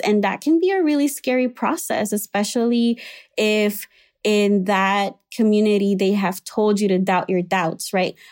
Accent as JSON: {"language": "English", "country": "Puerto Rico", "tie": "born or raised there", "moved": "as an adult", "lives_now": "Chicago, United States", "said": "I was raised in Puerto Rico in an evangelical slash Pentecostal, uh, church"}